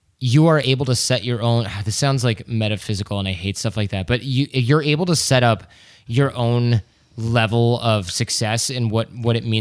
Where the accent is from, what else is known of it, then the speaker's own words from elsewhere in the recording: Michigan, United States; growing up in Michigan, where our parents are probably workaholics